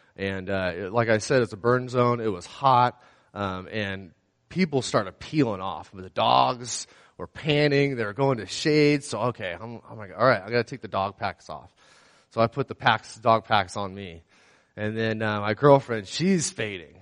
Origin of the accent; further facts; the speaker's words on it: San Luis Obispo County, California, United States; also born or lived in Pismo Beach, California / Paso Robles, California; I was born and raised here in San Luis Obispo County